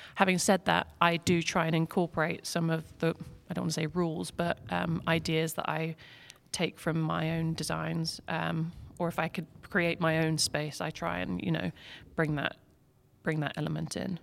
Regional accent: England, United Kingdom; moved away as an adult; now in Lake Norman, United States; I'm from England, moved here last year

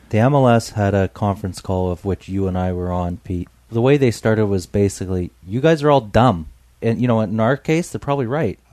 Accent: British Columbia, Canada; us growing up in Tawas in British Columbia

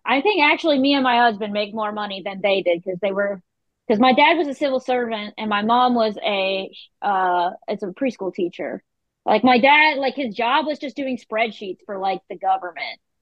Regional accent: Carthage, North Carolina, United States; I grew up in Carthage, North Carolina

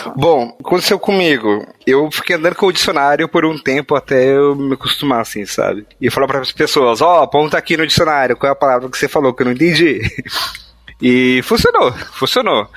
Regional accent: Northeast Region, Brazil; accent: Nordestino (Northeastern Brazilian); first language Portuguese; meus pais são nordestinos, né? Meu pai é de Recife, minha mãe é da Bahia, e eu tenho um sotaque nordestino

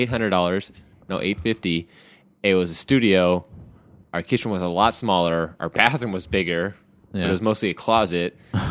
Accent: California, United States; moved away; I'm from California.

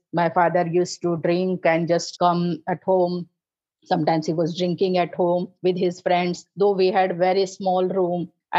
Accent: North India, India; now in Maharashtra, India; As I told, I am from North India.

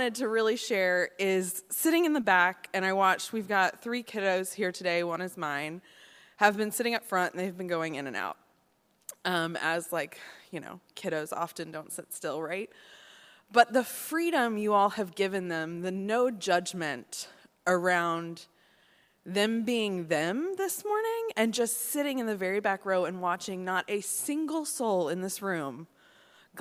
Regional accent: Nashville, Tennessee, United States; now in Washington, D.C., United States; I grew up in Nashville, Tennessee

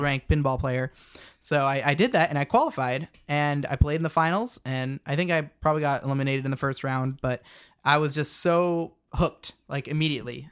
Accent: Yakima, Washington, United States; I'm from Yakima

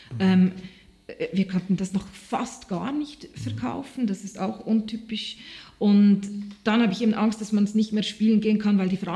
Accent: Switzerland; ich bin jetzt sehr, sehr froh, bin ich Schweizer Künstlerin und nicht irgendwo anders.

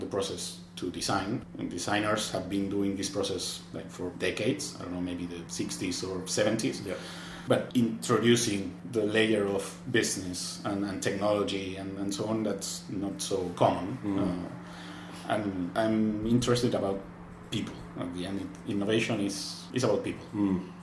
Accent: Argentina; moved away as an adult; now in Barcelona, Spain; I'm from Argentina

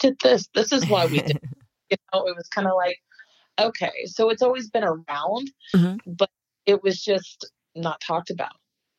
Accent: North Carolina, United States; born there; And I was born in North Carolina. I'm the only one in my family, my immediate family, that was born out of Indiana.

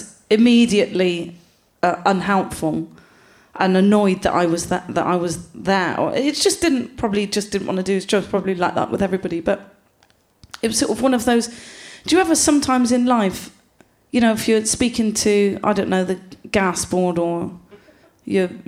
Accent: Gloucester, South West England, United Kingdom; I'm from Gloucester.

